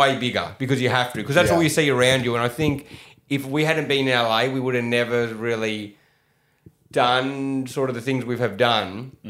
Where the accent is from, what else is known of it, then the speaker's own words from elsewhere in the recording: country Victoria, Australia; moved away as an adult; now in Los Angeles, United States; I also grew up in country Victoria